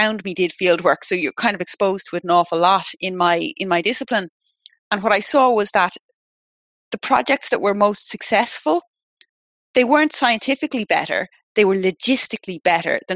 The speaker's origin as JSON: {"language": "English", "town": "Dublin", "region": "Leinster", "country": "Ireland", "tie": "born or raised there", "said": "I grew up in Dublin"}